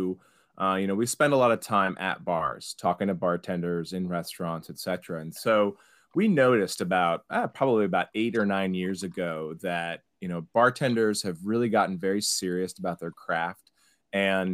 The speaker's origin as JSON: {"language": "English", "town": "Cincinnati", "region": "Ohio", "country": "United States", "also_born_or_lived": "New York City", "moved": "as an adult", "said": "I'm from Cincinnati originally."}